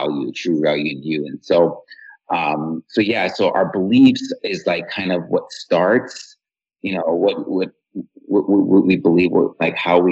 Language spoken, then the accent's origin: English; Iran; moved away; I'm from Iran